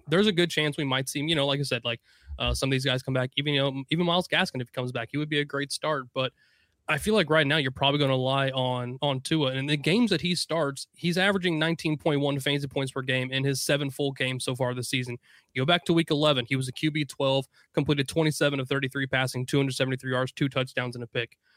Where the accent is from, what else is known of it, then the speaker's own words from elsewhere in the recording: Indiana, United States; I'm from Indiana. I can't pronunciate anything